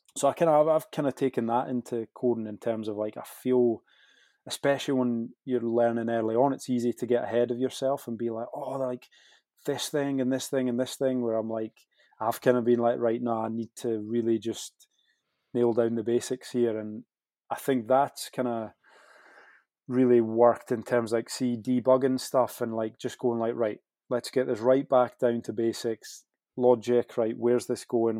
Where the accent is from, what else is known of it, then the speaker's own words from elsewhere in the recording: Scottish Borders, Scotland, United Kingdom; I grew up in Scottish Borders